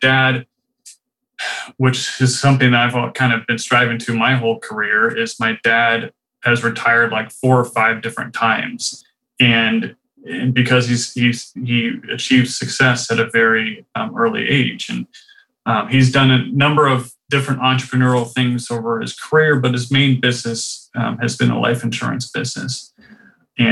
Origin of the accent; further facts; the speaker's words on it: Rancho Santa Fe, California, United States; moved away as an adult; also born or lived in Riverside County, California / North Carolina; I grew up in the town that's called Rancho Santa Fe in California